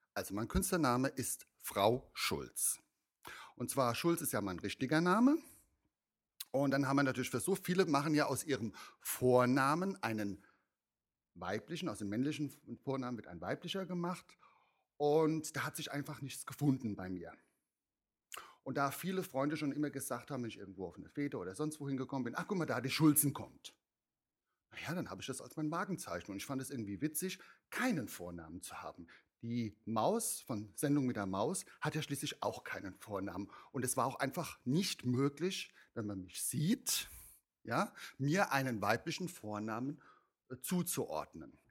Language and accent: German; Mainz, Rhineland-Palatinate, Germany; also ich komme ja aus Mainz, ich komme ja schon aus der Fasnachtszene sozusagen